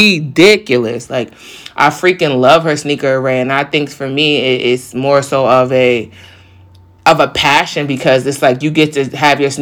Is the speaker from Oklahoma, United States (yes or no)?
no; New York, United States; I'm from New York